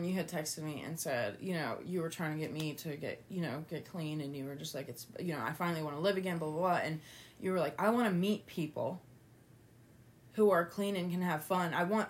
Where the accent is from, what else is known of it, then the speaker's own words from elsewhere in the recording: West Virginia, United States; also born or lived in Toledo, Ohio; I'm from Toledo, but we, you know, had moved to West Virginia. And I'd been living there since I was 3, living here